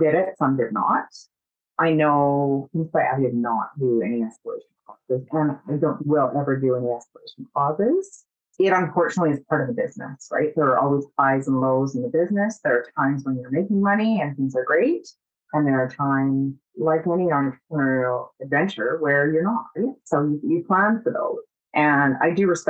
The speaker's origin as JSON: {"language": "English", "town": "Kenora", "region": "Ontario", "country": "Canada", "tie": "born or raised there", "moved": "yes", "lives_now": "Calgary, Canada", "said": "I'm from Northern Ontario. I was born and raised on the lake"}